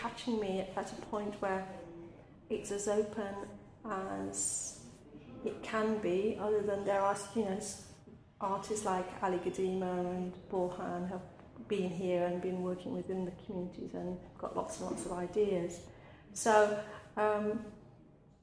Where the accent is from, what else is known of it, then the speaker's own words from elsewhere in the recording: Midlands, United Kingdom; also born or lived in India / Manchester; I'm a migrant child from India who grew up in a very urban working class environment in the Midlands